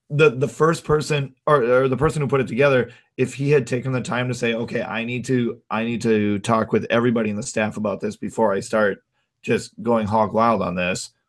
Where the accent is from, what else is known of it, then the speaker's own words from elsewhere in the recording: North Dakota, United States; also born or lived in Minnesota; now in Twin Cities, United States; I grew up in North Dakota.